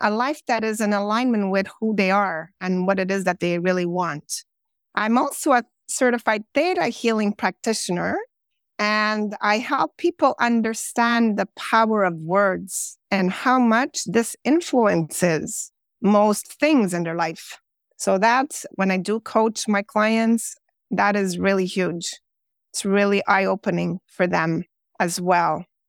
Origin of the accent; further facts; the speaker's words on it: Montreal, Quebec, Canada; born there; Well, basically, I was born in Montreal, Quebec, Canada. I've lived in several different other Canadian provinces as well.